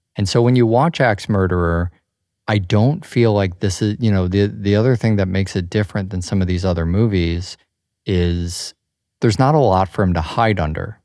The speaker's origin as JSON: {"language": "English", "town": "Chicago", "region": "Illinois", "country": "United States", "tie": "born or raised there", "said": "growing up in Chicago"}